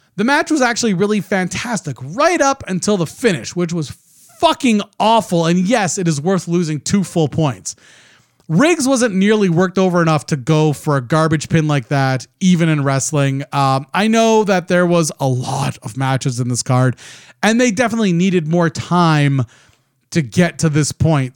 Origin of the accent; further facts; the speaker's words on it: Canada; I'm Canadian